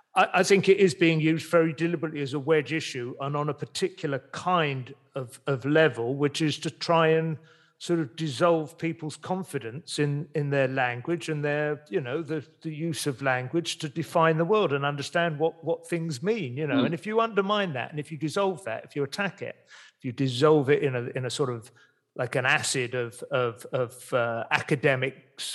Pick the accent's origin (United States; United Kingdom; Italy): United Kingdom; Dunstable, East of England; born there; I was born in Dunstable and I went to revisit. Oh, at least my parents lived there when I was born.